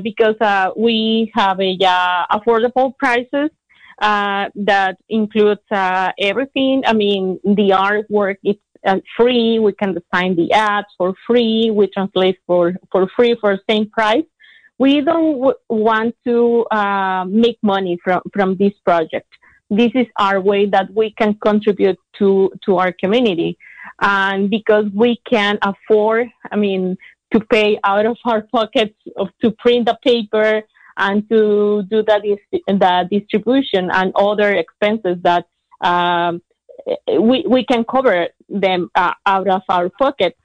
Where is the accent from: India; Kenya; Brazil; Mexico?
Mexico; Tampico, Tamaulipas; English is a second language; moved away as an adult; now in Ukiah, United States; I moved from my hometown, Tampico, Tamaulipas, to Ukiah